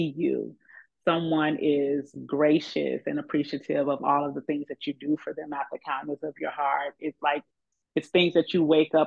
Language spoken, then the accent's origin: English; Chicago, Illinois, United States; I was born and raised in Chicago all my life